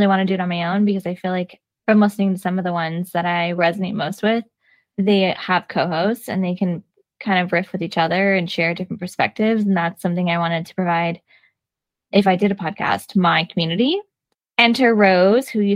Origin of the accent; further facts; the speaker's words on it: California, United States; moved away as an adult; now in New York City, United States; I'm a California transplant that's lived in New York City for 11 years